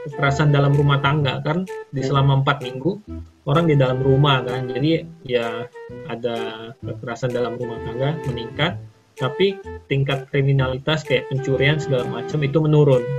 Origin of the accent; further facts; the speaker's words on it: Palembang, South Sumatra, Indonesia; moved away as an adult; also born or lived in Jakarta, Indonesia; Uh, jadi pertama kali saya kan aslinya orang Palembang, hmm. tapi saya